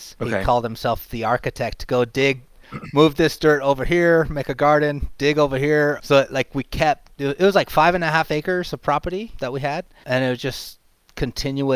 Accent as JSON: {"language": "English", "town": "Haiku", "region": "Hawaii", "country": "United States", "tie": "born or raised there", "said": "born and raised in Haiku, Maui, on the edge of Hana"}